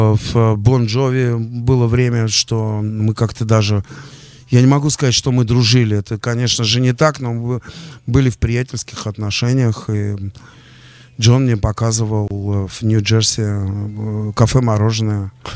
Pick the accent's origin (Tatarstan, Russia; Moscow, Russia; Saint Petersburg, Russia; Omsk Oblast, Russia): Moscow, Russia; also born or lived in Lipetsk; Мы оба, кстати, из Тушина, мы тушинские.